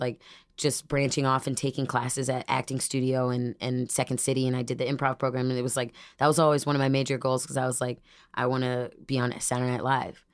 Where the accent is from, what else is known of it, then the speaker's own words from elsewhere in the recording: Dunlap, Illinois, United States; also born or lived in Peoria, Illinois; now in Chicago, United States; from Peoria, and then I actually, majority grew up in Dunlap